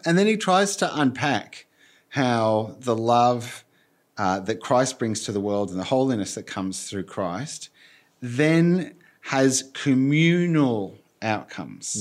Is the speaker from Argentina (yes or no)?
yes; Argentina; moved away; I grew up in Argentina and worked there and as an adult as well